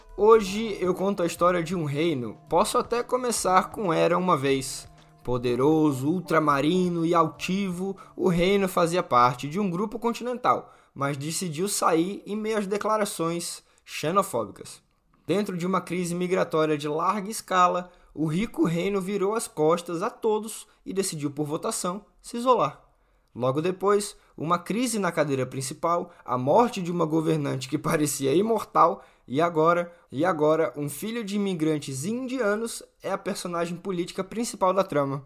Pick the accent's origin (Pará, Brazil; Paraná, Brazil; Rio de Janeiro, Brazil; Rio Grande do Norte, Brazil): Rio Grande do Norte, Brazil; Natal; quem é de Natal, da minha terra